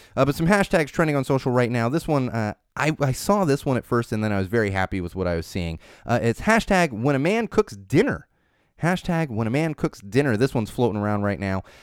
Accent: San Diego, California, United States; moved away; I am from San Diego

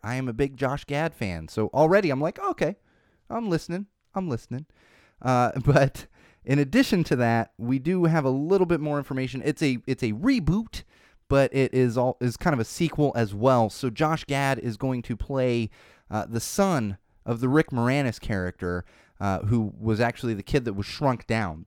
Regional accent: San Diego, California, United States; I grew up in San Diego

